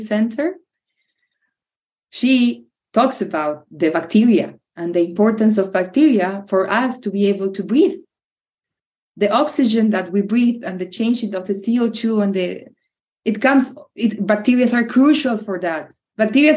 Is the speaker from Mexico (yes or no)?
no; Venado Tuerto, Santa Fe, Argentina; moved away as an adult; also born or lived in Europe; Venado, Tuerto is my hometown. It's a small, big town, small city in the south of Santa Fe